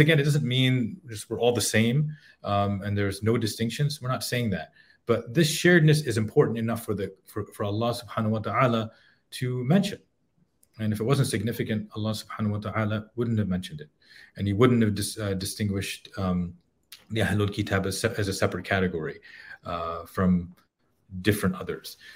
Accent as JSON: {"language": "English", "town": "Edinburgh", "region": "Scotland", "country": "United Kingdom", "tie": "born or raised there", "said": "I was born in Edinburgh, Scotland."}